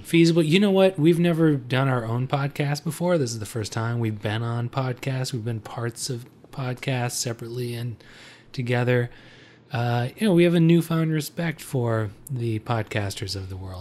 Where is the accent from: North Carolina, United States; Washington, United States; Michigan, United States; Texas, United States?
Michigan, United States; Detroit; We're from Detroit